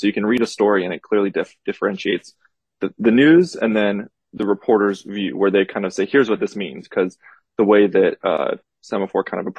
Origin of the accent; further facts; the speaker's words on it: Atlanta, Georgia, United States; also born or lived in Boston; I am from Atlanta originally. So I'm a native. I grew up to Grady High School back when it was still called Grady High School. Went to Boston for college, but then came back right after